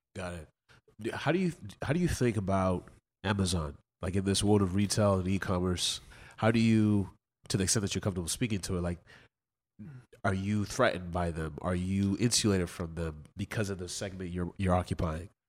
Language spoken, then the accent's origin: English; West Coast, United States; I'm from the West Coast